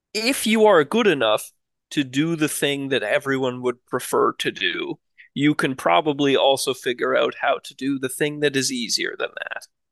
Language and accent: English; Canada; as a Canadian